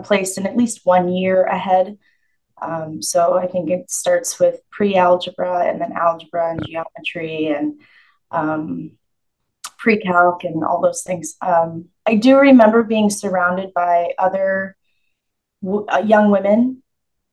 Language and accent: English; Rochester, Minnesota, United States; also born or lived in Fort Bragg, North Carolina; soon after that, we moved to Minnesota. And I grew up in the Rochester, Minnesota